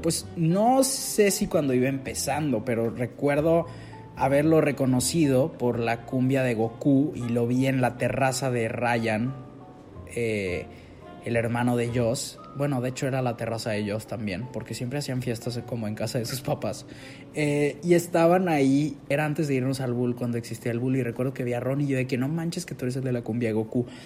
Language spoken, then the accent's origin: Spanish; Monterrey, Nuevo León, Mexico; yo soy regio, soy de Monterrey